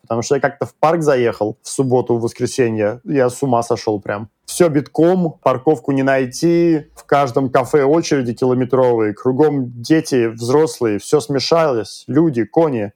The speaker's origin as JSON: {"language": "Russian", "country": "Russia", "moved": "yes", "lives_now": "Sydney, Australia", "said": "мы из России"}